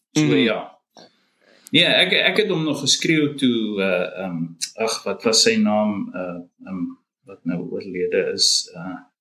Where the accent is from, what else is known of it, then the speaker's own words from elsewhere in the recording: Nigel, Gauteng, South Africa; moved away as an adult; also born or lived in Belfast, Mpumalanga / Bronkhorstspruit; now in Australia; ek het maar groot geword mm -hmm. daar